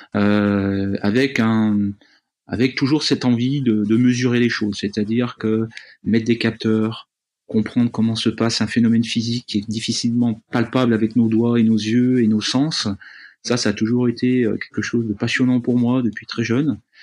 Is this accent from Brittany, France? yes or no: no; Jura, Bourgogne-Franche-Comté, France; je suis jurassien de naissance. En fait, je suis né euh, dans une petite ville jurassienne